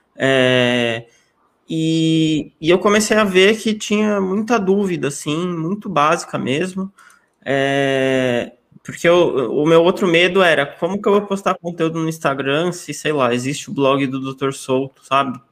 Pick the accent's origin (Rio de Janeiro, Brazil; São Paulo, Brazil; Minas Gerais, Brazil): São Paulo, Brazil; eu sou aqui de São Paulo, capital, nasci aqui, continuo aqui até hoje